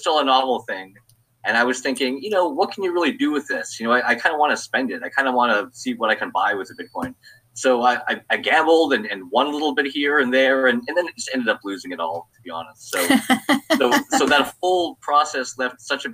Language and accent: English; Hawaii, United States; moved away as an adult; now in Los Angeles, United States; I'm originally from Hawaii. I was born and raised there, and actually lived there until I was 30.